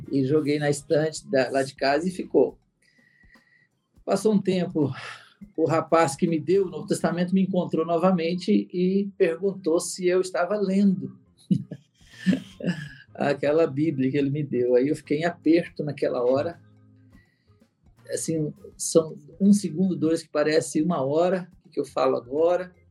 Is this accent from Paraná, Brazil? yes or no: yes; Paraná, Brazil; born there; eu sou nascido no estado do Paraná, no interior do estado, uma cidadezin